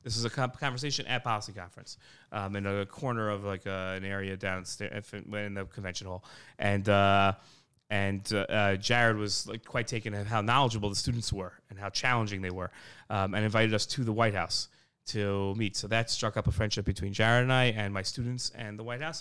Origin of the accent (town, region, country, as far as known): United States; moved away as an adult; now in Israel